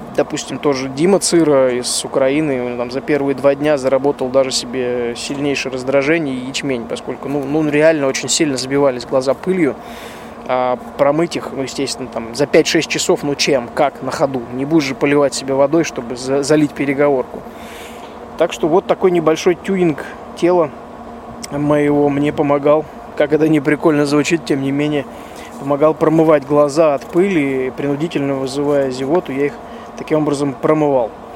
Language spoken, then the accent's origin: Russian; Russia; я, соответственно, из России.